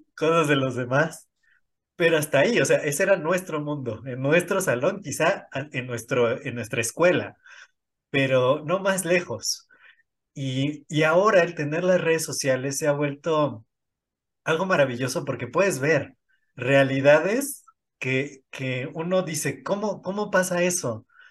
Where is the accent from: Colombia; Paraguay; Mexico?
Mexico; State of Mexico; Yo, nací en el Estado de México, eh, pero me registraron allá